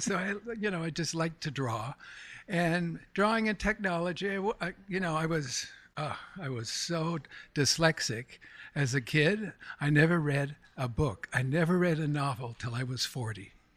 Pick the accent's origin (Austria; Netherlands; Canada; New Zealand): Canada; Montreal, Quebec; moved away as an adult; also born or lived in Stamford, Connecticut; now in New York City, United States; I'm originally from Montreal, Canada. I was born in, uh, Montreal